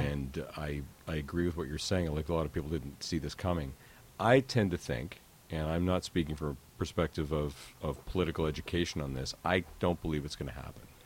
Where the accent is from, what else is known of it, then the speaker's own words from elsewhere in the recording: Calgary, Alberta, Canada; I grew up in Calgary